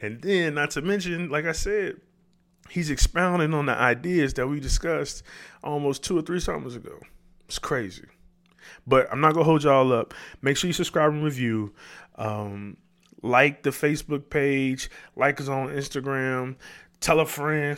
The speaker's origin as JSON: {"language": "English", "town": "Chicago", "region": "Illinois", "country": "United States", "said": "we come from the South Side."}